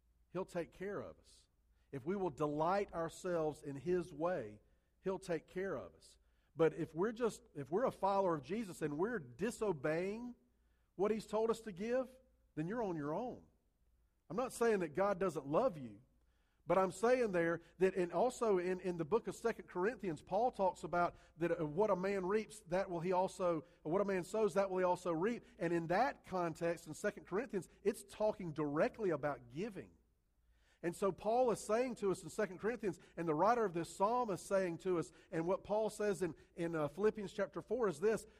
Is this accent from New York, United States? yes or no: no; Columbia, South Carolina, United States; I grew up in Columbia, South Carolina, not South America